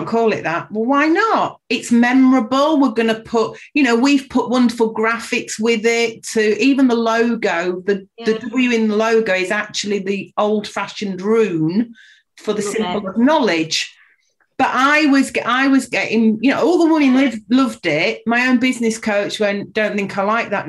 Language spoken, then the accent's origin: English; Yorkshire and the Humber, United Kingdom; moved away as an adult; also born or lived in London; I was born and brought up in Yorkshire, went down to London at the age of 19, came back at the age of 45.